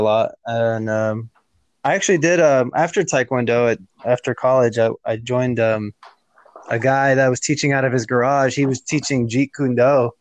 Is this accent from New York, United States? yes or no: no; Houston, Texas, United States; where I was growing up in Houston